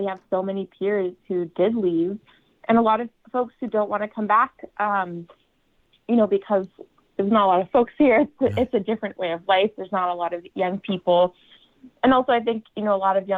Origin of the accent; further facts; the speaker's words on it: United States; my hometown and my home house district, which did vote for Trump in 2016